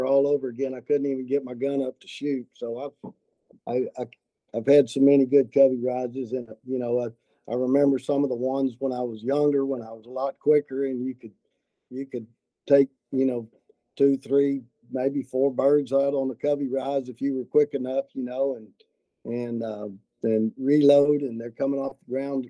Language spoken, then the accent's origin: English; Austin, Texas, United States; now in San Angelo, United States; My family, I grew up in Austin, and my family always had a ranch outside of Austin